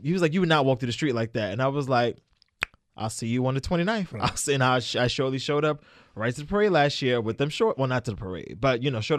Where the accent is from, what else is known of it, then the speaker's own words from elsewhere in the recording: Brooklyn, New York, United States; I'm from Brooklyn. They killed Biggie.